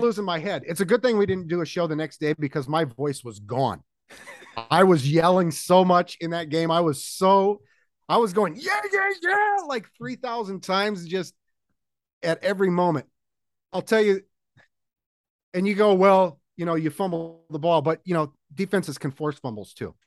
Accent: Seattle, Washington, United States; also born or lived in Los Angeles; This was when I was a little kid, when we first moved to Washington

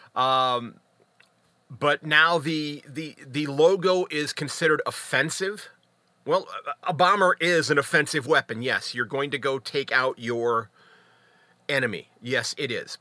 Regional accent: United States; as an American

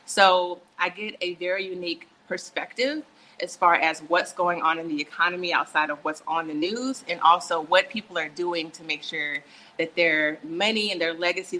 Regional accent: San Antonio, Texas, United States; But I am originally from San Antonio by way of military brat. I've lived everywhere.

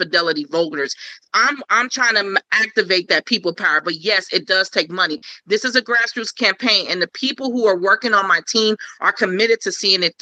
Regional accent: Cincinnati, Ohio, United States; I'm from Cincinnati. I'm from over the Rhine

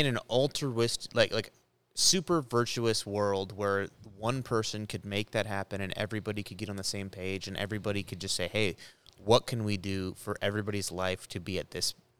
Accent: United States; I'm an American.

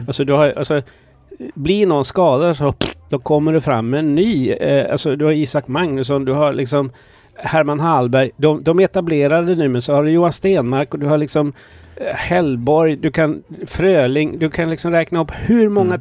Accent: Kalmar County, Sweden; also born or lived in Malmö; jag är född i Malmö. Eh, sen när vi flyttade till Öland

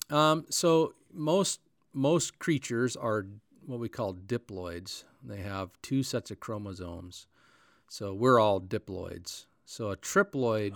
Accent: North Powder, Oregon, United States; the little town of North Powder, that's where I grew

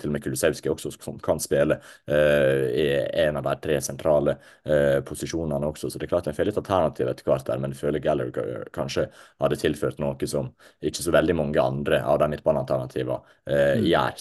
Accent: Ålesund, Møre og Romsdal, Norway; jeg er jo fra, eh, ikke så langt fra Ålesund, jeg er født i Ålesund

